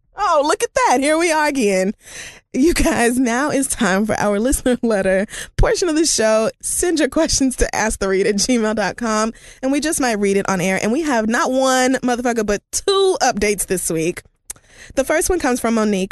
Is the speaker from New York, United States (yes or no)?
no; Oklahoma, United States; I'm from Oklahoma